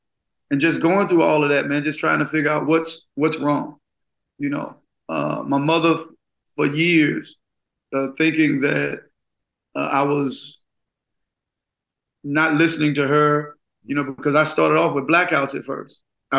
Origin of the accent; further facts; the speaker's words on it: Gulfport, Mississippi, United States; Oh, man, about 4 or 5 blocks from the beach, single parent, poverty, being misdiagnosed up until the 11th grade.